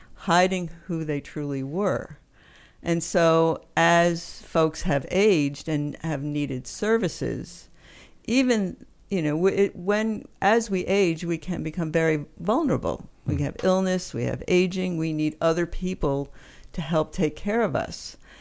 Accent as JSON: {"language": "English", "region": "East Coast", "country": "United States", "also_born_or_lived": "New York City, United States / Western Massachusetts, United States", "said": "I am from the East Coast."}